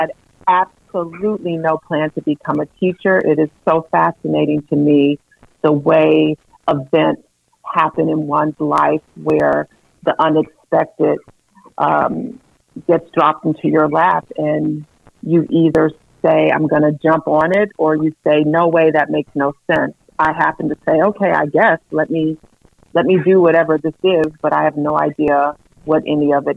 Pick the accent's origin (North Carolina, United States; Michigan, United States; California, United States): Michigan, United States; Saginaw; I was born and raised in Saginaw, Michigan